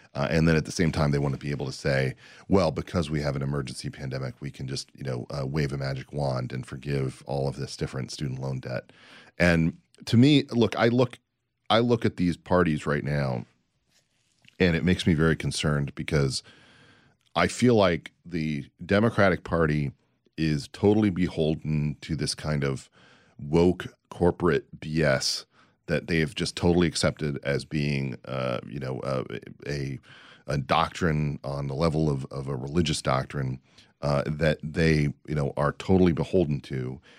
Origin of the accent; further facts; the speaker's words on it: United States; As an American, as someone who's proud to be an American